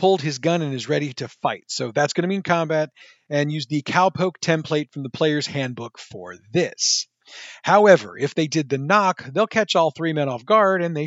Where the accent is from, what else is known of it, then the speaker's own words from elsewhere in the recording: St. Louis, Missouri, United States; I'm from the St. Louis area, and I actually still live in the St. Louis area.